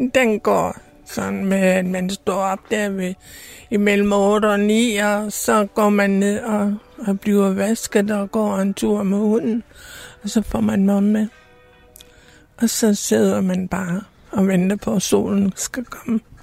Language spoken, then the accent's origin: Danish; Randers, Central Denmark Region, Denmark; Jeg kommer fra Randers. Og vi har boet i Randers i, i mange år